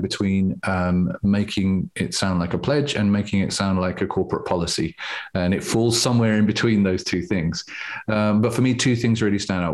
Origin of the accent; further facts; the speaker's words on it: England, United Kingdom; a part of being English